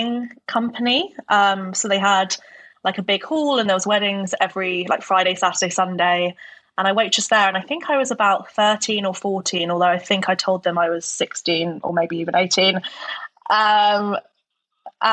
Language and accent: English; Norfolk, East of England, United Kingdom; moved away as an adult; also born or lived in Homerton, London / Newcastle; now in London, United Kingdom; But I grew up in Norfolk predominantly and had my own childhood there.